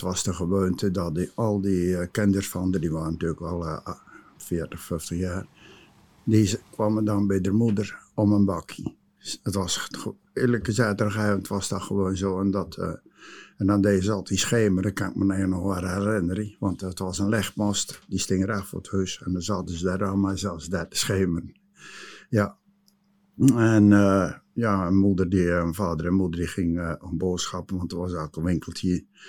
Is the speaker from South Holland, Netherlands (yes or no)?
yes; Nieuwe-Tonge, South Holland, Netherlands; geboren in Nieuwe Tongen in de Groene Wacht in 1945